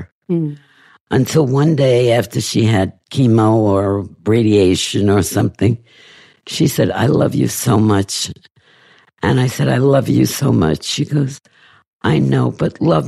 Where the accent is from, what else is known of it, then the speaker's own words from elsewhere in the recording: New York, United States; I'm a Jew from New York